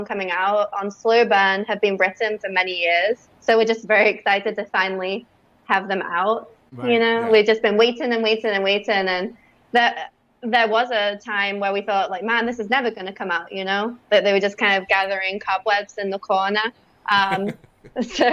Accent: England, United Kingdom; now in United States; I'm English

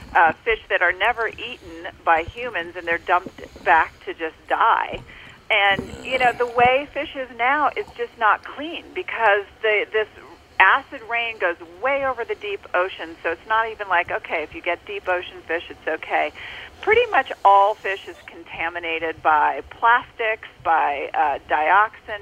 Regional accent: the South, United States; I grew up in the South eating burgers

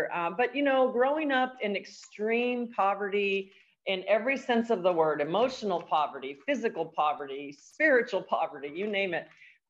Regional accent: El Paso, Texas, United States; I am actually a border town gal. I'm from El Paso, Texas. I'm one of 4 children and came out of a single parent home

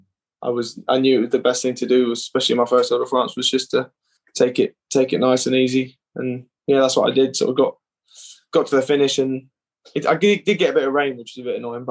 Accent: United Kingdom; being British

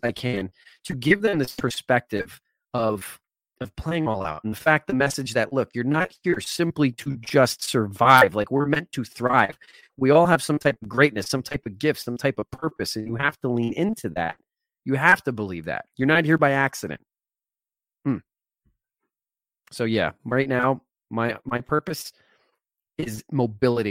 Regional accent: New Jersey, United States; I grew up in New Jersey

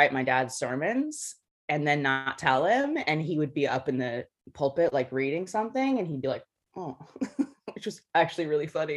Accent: Wyoming, United States; also born or lived in Nebraska; I grew up in Wyoming, in rural Wyoming and Nebraska

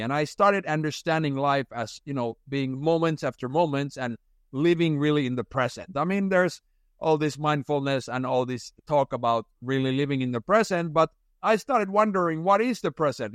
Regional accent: Finland; moved away; I had been working most summers, uh, back in Finland, where it's very traditional to work, uh, as a young person

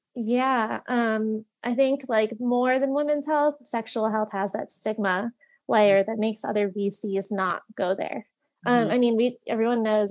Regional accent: Long Valley, New Jersey, United States; also born or lived in Virginia / New York City; I'm from Long Valley, New Jersey, uh, a little over an hour outside of New York City

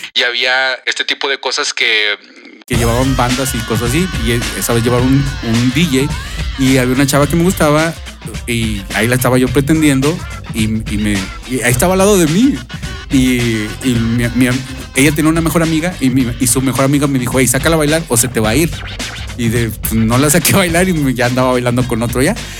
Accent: Mexico; somos mexicanos

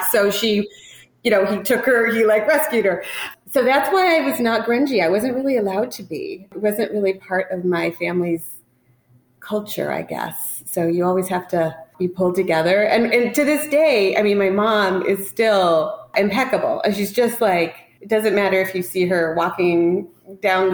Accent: Tacoma, Washington, United States; moved away as an adult; also born or lived in New York City; I grew up in Tacoma, Washington on the West Coast

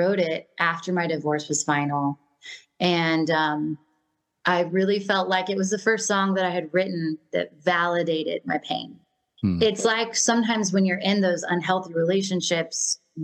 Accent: Washington, United States; moved away; I came from Washington State. So I always say where they filmed Twilight.

